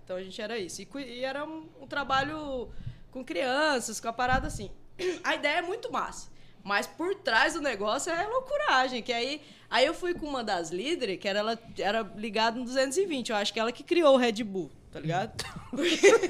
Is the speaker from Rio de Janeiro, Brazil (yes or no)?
no; Rondonópolis, Mato Grosso, Brazil; also born or lived in Guiratinga / Ouro Branco; eu sou de Rondonópolis uhum. porque eu cresci aqui, todas as, as amizades que eu tenho é aqui.